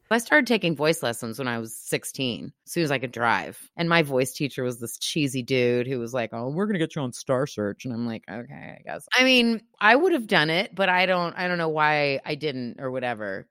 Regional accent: United States

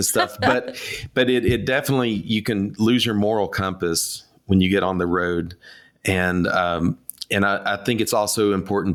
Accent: East Tennessee, United States; also born or lived in Nashville, Tennessee; I grew up in East Tennessee, and I grew up in a music family. Moved to Nashville in 1994

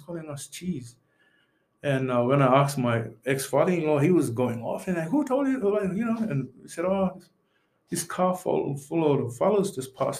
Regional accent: Thursday Island, Queensland, Australia; also born or lived in Yam Island; When I was growing up on Thursday Island

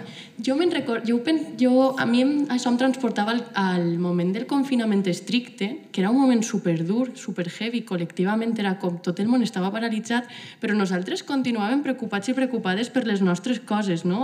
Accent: Gandia, Valencian Community, Spain; soc de Gandia

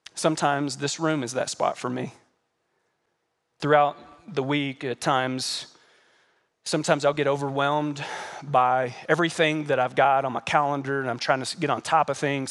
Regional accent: United States; As American Christians

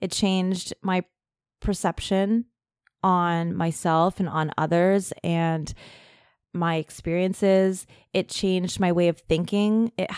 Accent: Germany; being in a like really cold military family, growing up in Germany.

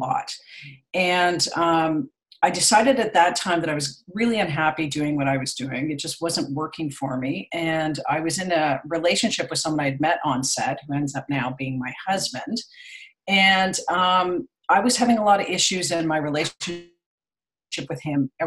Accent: Toronto, Ontario, Canada; now in Ottawa, Canada; I'm from Canada. So I grew up in Toronto, but I'm living in Ottawa now, the capital

